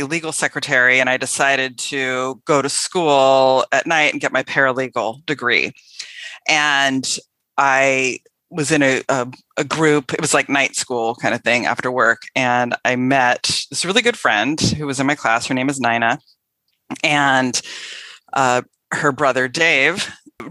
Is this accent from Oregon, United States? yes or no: yes; Tigard, Oregon, United States; also born or lived in La Grande, Oregon / Beaverton, Oregon; I was raised in the Portland area, Portland, Oregon, actually a suburb called Tigard, and grew up there